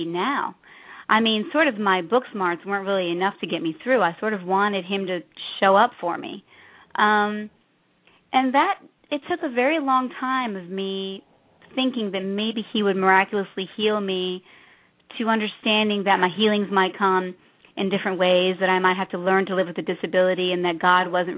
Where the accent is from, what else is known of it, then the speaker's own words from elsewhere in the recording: Chicago, Illinois, United States; moved away as an adult; also born or lived in East Coast; I was born and raised in Chicago